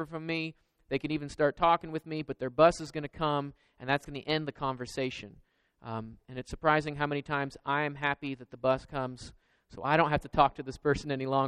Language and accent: English; Georgia, United States; moved away; also born or lived in Florida / Kentucky; I grew up in Georgia and I was in Florida and Kentucky